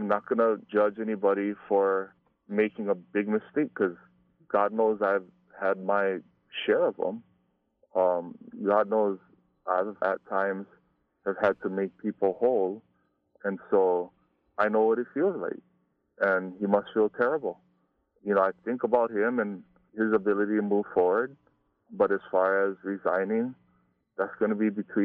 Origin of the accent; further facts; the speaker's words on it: Hawaii, United States; growing up in Hawaii, we used to have Frank Dilima come to our schools